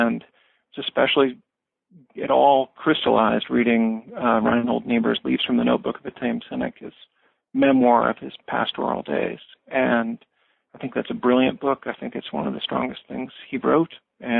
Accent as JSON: {"language": "English", "town": "Springfield", "region": "Missouri", "country": "United States", "tie": "born or raised there", "moved": "yes", "said": "I grew up in a small city in southwest Missouri in the Ozarks. I grew up in Springfield"}